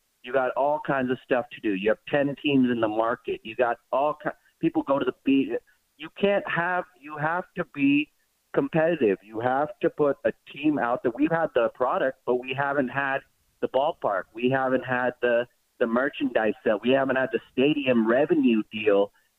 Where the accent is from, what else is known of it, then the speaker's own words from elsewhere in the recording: Berkeley, California, United States; also born or lived in Oakland, California; For us, you know, locals, I'm born in Oakland. I'm from Berkeley.